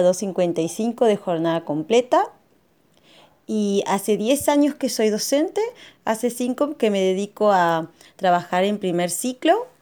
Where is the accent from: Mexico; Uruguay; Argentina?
Argentina; San Carlos de Bariloche, Río Negro; soy de Río Negro, localidad Bariloche